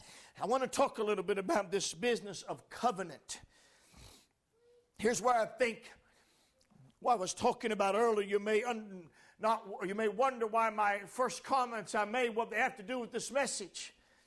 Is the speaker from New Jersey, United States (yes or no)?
no; Washington, North Carolina, United States; I could have said, well, I'm from Washington, North Carolina.